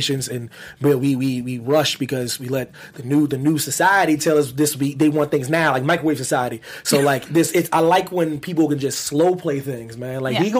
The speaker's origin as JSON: {"language": "English", "region": "Pennsylvania", "country": "United States", "tie": "born or raised there", "moved": "yes", "said": "because I'm from Pennsylvania where like they can hunt. They literally, they get off school to hunt where I'm from."}